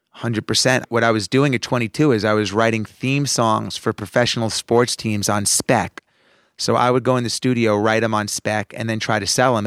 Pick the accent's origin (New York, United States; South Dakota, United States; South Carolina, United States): New York, United States; Roslyn; I grew up in Roslyn